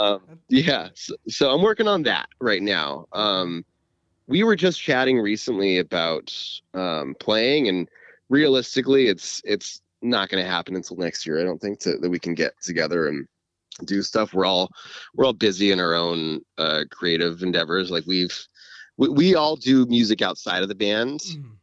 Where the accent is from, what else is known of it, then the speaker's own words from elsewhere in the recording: California, United States; I grew up in California